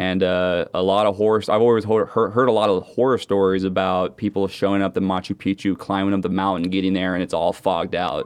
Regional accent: Seattle, Washington, United States; moved away; I'm from Seattle

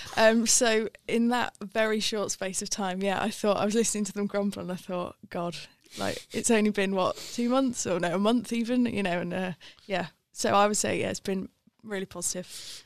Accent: Wiltshire, South West England, United Kingdom; moved away as an adult; now in Sheffield, United Kingdom; I'm from Wiltshire originally.

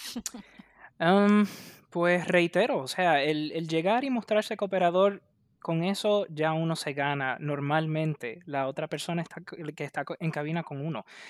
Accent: Puerto Rico; yo soy de Puerto Rico

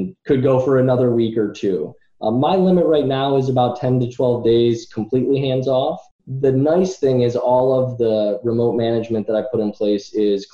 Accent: Rochester, New York, United States; I'm from Rochester, New York

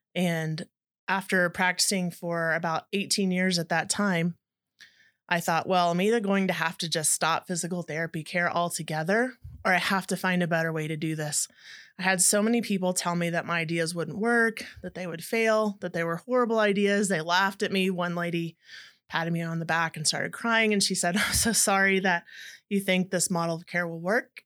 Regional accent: Dallas-Fort Worth area, North Texas, United States; I grew up in the North Texas area and Dallas, Fort Worth area

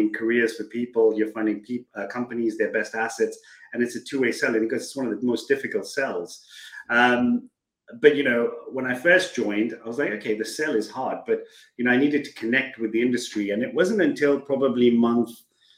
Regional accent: Kenya; moved away as an adult; Born and brought up in Kenya, kind of went through the education system there

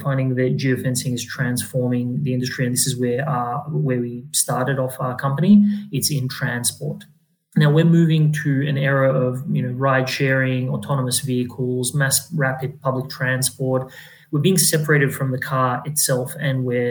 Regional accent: Adelaide, South Australia, Australia; moved away; also born or lived in Europe; I grew up in Adelaide

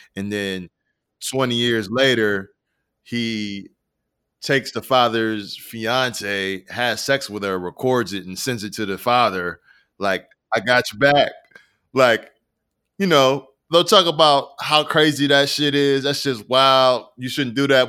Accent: Rochester, New York, United States; I am from Rochester, New York

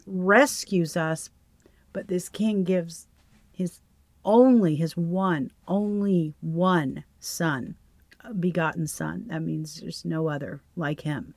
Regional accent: the South, United States; we're from the South

